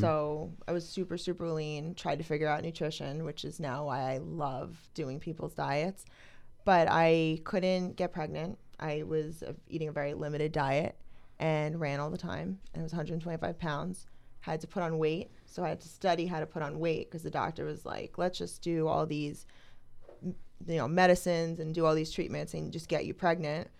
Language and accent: English; Toms River, New Jersey, United States; I'm from New Jersey, Tom's River, New Jersey